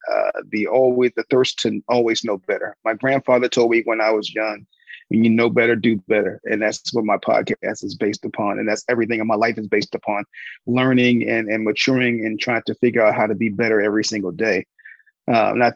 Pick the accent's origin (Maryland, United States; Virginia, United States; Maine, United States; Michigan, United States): Maryland, United States; Palmer Park; I was born in Palmer Park, Maryland. A little small town. It was like 14 of us to a 2-bedroom house.